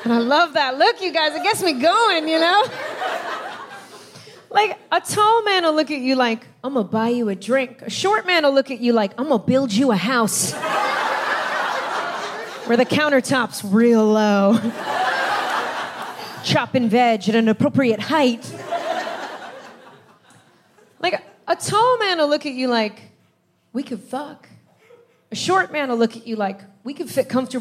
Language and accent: English; United States; now in London, United Kingdom; I'm American and my husband is Irish, but we live in London.